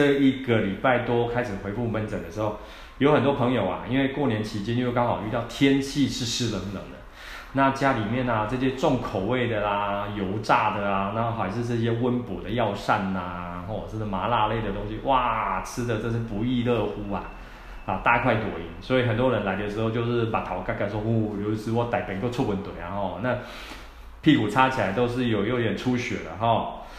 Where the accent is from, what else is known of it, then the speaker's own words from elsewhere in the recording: Taiwan; 而且我们台湾人吃东西哦，我常常讲， 吃东西的量都非常的多